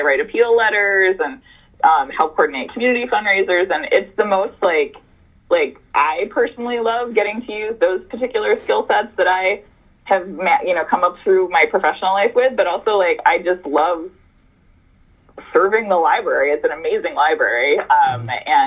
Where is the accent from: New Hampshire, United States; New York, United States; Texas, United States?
New York, United States; Syracuse; also born or lived in Boston, Massachusetts; now in Bethlehem, United States; I grew up in Syracuse, New York